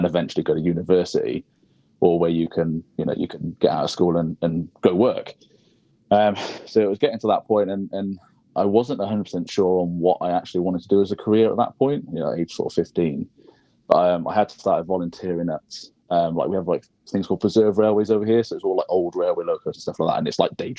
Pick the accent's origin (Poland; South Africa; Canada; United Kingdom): United Kingdom; now in near London, United Kingdom; I grew up in a small sort of village on the Welsh border